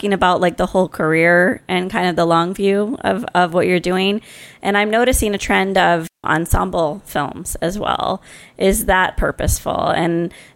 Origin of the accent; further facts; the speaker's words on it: California, United States; I'm from California